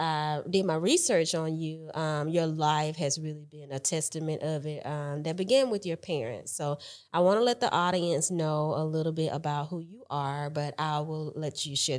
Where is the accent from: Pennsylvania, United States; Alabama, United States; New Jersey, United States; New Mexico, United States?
Alabama, United States; Mobile; I always like to say that, so I'm originally from Mobile, Alabama.